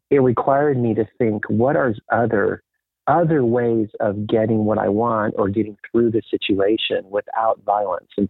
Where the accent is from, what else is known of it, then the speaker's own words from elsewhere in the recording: DR Congo; moved away; also born or lived in Botswana; I was raised a Mennonite missionary kid in Africa. My parents I grew up in Africa and lived in a couple different places. One was Zaire, which is the Democratic Republic of Congo.